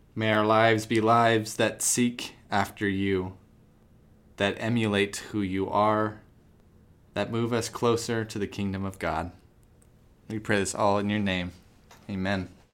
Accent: Tucson, Arizona, United States; I grew up in Tucson.

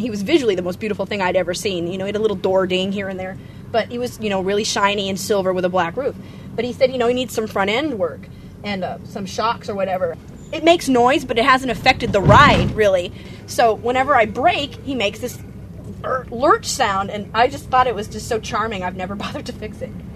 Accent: Sunnyvale, California, United States; I was growing up in Sunnyvale

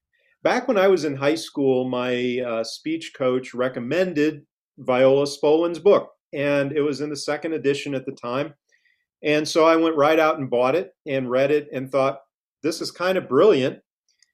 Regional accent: Cape Girardeau, Missouri, United States; moved away as an adult; also born or lived in St. Louis, Missouri; now in Christiansburg, United States; I grew up in the Midwest in a small town in Missouri called Cape Girardeau, right on the Mississippi River, about 2 hours south of St. Louis

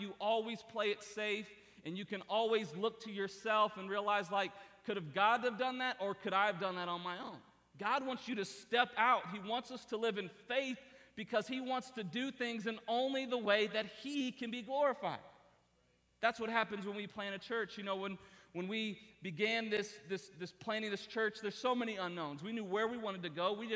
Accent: Columbus, Ohio, United States; moved away; Columbus, Ohio is my hometown. That's where I was born and raised.

